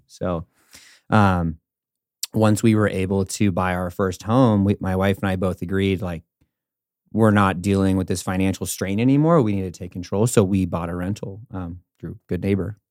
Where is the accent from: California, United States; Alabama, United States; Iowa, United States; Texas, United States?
California, United States; now in Denver, United States; I'm from California originally